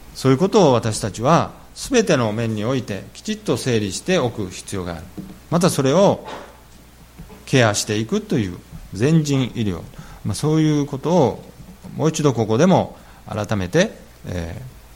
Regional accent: Japan; moved away; also born or lived in California, United States; 日本に生まれ日本に育ち

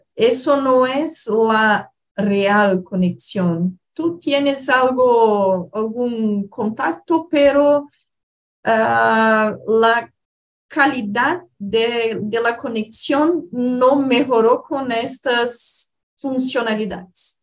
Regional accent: Curitiba, Paraná, Brazil; Spanish is a second language; now in São Paulo, Brazil; vivo em São Paulo, pero sou de Curitiba

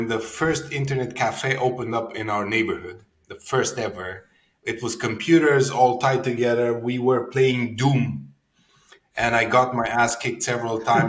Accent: Cluj-Napoca, Cluj County, Romania; I'm a born and raised Cluj folk

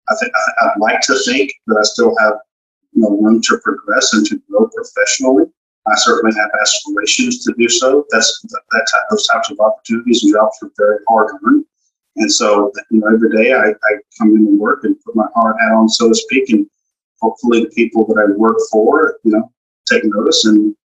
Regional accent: Galveston, Texas, United States; I'm from Galveston, Texas originally, moved here gotcha. back in 05.

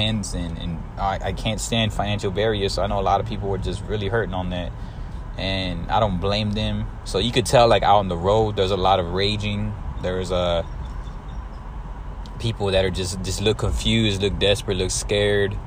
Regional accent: San Antonio, Texas, United States; I'm from San Antonio, Texas

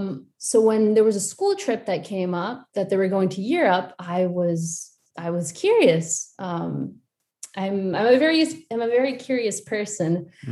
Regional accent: Washington, District of Columbia, United States; moved away as an adult; now in Lyon, France; I am a Mexican American. So I was born and raised in Washington, D.C., but my parents are from Mexico.

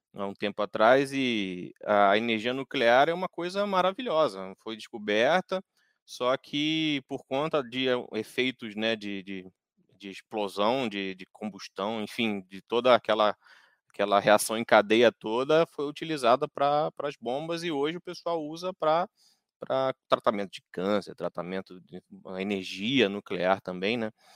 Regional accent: Rio de Janeiro, Brazil; moved away; Eu que sou lá do Rio de Janeiro

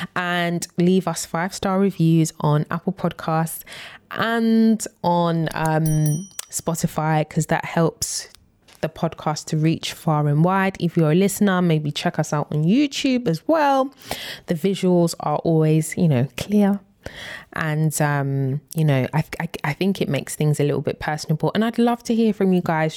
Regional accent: United Kingdom; we are British

